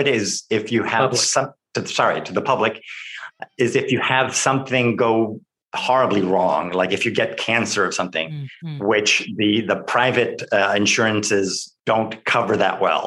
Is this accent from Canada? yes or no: no; Cuba; accent: Cuban Spanish; also born or lived in Lewes, Delaware; now in Alicante, Spain; I was born in Cuba, so I do speak Spanish.